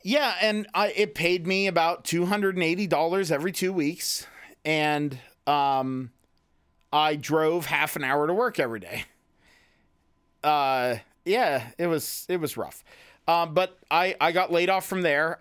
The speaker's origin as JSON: {"language": "English", "town": "Clearfield", "region": "Pennsylvania", "country": "United States", "tie": "born or raised there", "also_born_or_lived": "Loughaven", "said": "I moved back to my hometown of where we love to make fun of so much, which is Clearfield."}